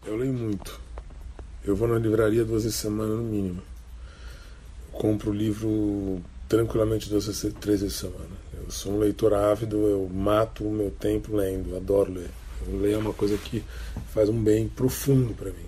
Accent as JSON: {"language": "Portuguese", "country": "Brazil", "said": "Eu sou brasileiro e eu tenho orgulho de ser brasileiro"}